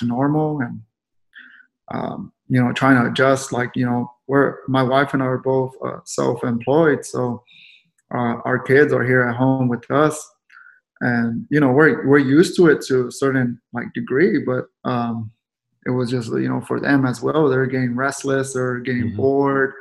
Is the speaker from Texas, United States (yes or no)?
yes; San Antonio, Texas, United States; I grew up the Alazanes projects, right there on Guadalupe, San Marcos, which is by JT Brackenbridge and Tafoya Middle School, and the high school is Lanier High School. I was born in San Antonio